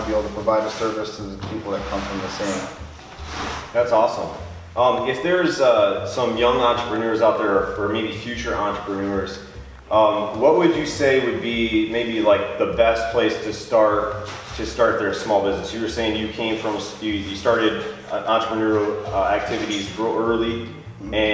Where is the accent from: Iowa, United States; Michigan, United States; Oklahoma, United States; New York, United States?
Michigan, United States; Big Rapids; born there; well, I, I was born in Big Rapids.